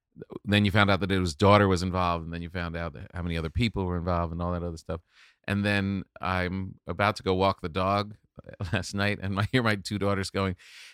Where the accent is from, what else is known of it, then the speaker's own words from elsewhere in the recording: New York, United States; I grew up in New York. I lived in New York my whole adult life.